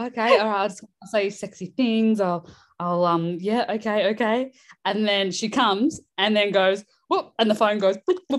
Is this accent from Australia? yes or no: yes; Perth, Western Australia, Australia; moved away; I'm from Perth.